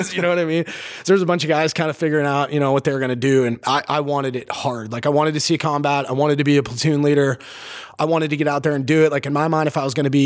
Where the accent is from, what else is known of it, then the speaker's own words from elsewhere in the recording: Harborcreek, Pennsylvania, United States; Smaller kind of half farm, half suburban town called Harbor Creek, outside of Erie, Pennsylvania.